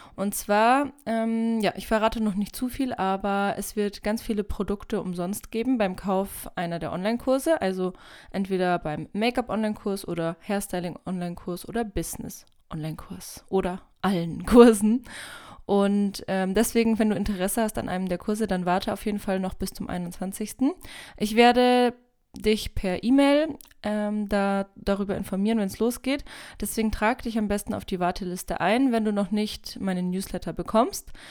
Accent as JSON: {"language": "German", "region": "Bavaria", "country": "Germany", "said": "komme aus einem kleinen Dorf in Bayern"}